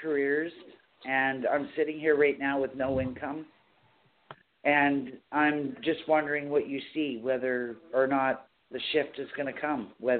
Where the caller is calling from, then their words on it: Bruderheim, Alberta, Canada; Tracy, I'm calling from Bruderheim, Alberta, Canada.